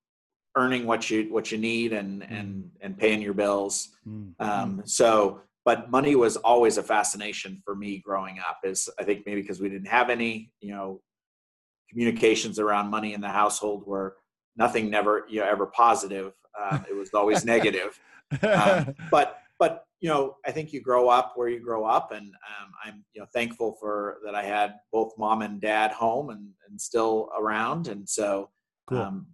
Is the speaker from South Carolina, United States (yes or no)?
no; Pueblo, Colorado, United States; I grew up in Pueblo, Colorado, southern end of the state